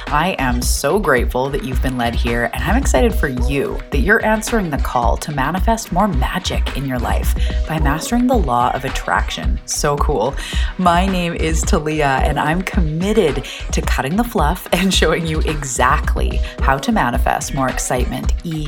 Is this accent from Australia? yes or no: no; Canada; I'm a Canadian. I live on an island off the west coast of Canada called Vancouver Island